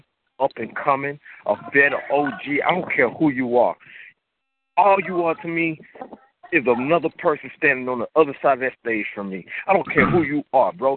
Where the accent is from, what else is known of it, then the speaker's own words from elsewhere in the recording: Texas, United States; This is my home state